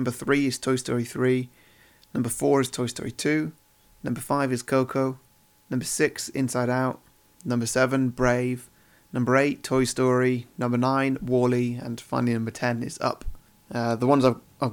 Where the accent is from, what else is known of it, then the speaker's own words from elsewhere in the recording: United Kingdom; being British